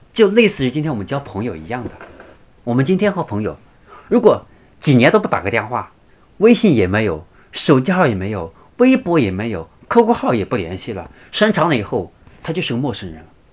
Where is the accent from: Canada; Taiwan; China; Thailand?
China; 现在我们中国人，我们就是我们中国目前对价值、性价比的追求